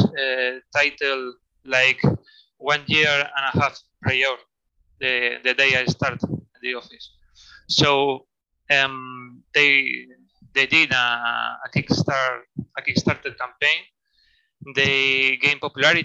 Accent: Spain; born or raised there; also born or lived in Madrid

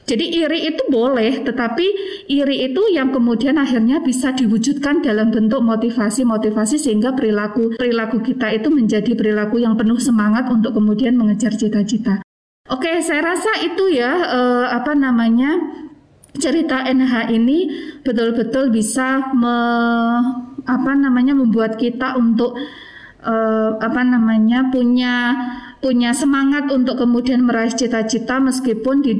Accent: Trenggalek, East Java, Indonesia; karena uh, apa namanya saya berasal dari Trenggalek itu biasanya saya mendapatkan Eh, apa namanya ejekan wah anak galek makannya eh, apa namanya tiwul gaplek

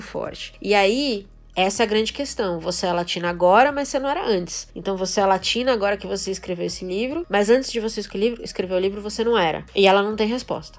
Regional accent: Brazil; nós, como brasileiros

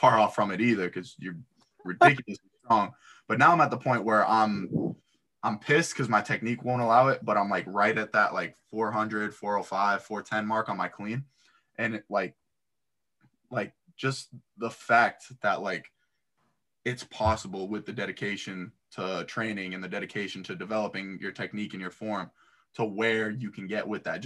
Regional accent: South Florida, United States; I'm from South Florida.

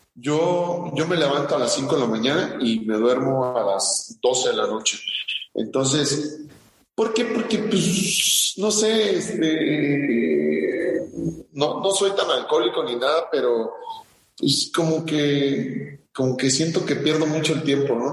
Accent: Morelia, Michoacán, Mexico; also born or lived in Cuernavaca, Morelos; nosotros fuimos a vivir a Morelia toda mi vida, eh, kinder, primaria, secundaria, eh, preparatoria, toda mi vida he en Morelia

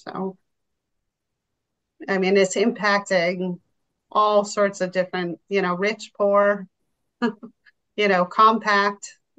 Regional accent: Milton, Massachusetts, United States; The town of Milton, which is actually my hometown

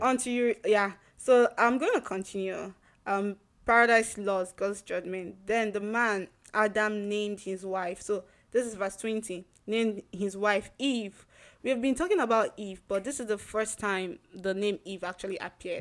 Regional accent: Nigeria; the place I grew up in Nigeria

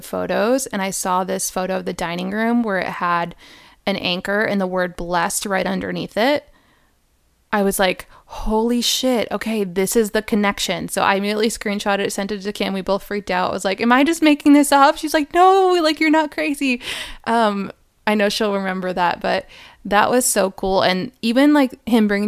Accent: Rhode Island, United States; moved away; I'm from Rhode Island

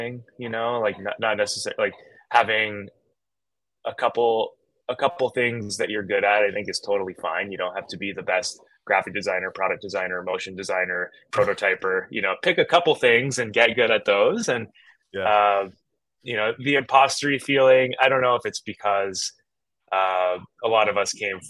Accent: Canada; moved away; I grew up in Canada, went to a tiny community college that was basically a mining school with an art wing

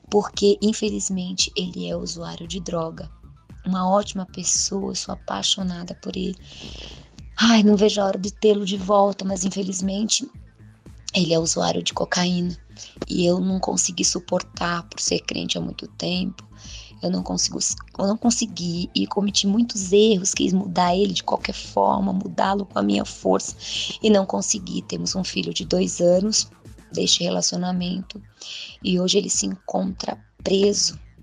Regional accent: Santos, São Paulo, Brazil; moved away as an adult; now in Patos de Minas, Brazil; sou santista, litoral de São Paulo, hoje moro em Patos de Minas, moro há 10 meses

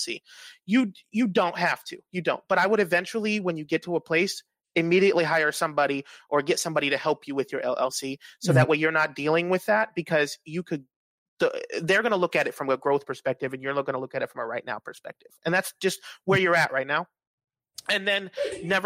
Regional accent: Dominican Republic; now in Jacksonville, United States; I'm Dominican

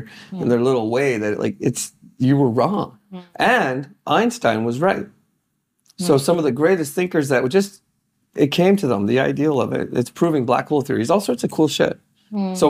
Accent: Canada; I'm one Canadian kid

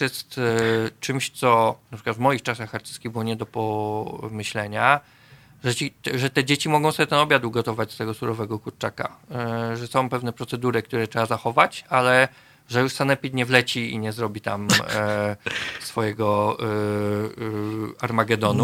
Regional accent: Poznań, Greater Poland, Poland; ja jestem z Łazarza na przykład, z Poznania, dzielnicy, która długo uchodziła za dosyć biedną

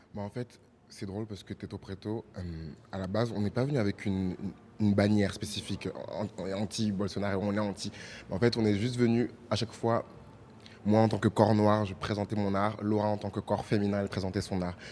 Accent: France; moved away as an adult; now in Brazil; je suis français, d'origine ivoirienne et béninoise et congolaise. Et du coup, je suis venu au Brésil pour faire mes études

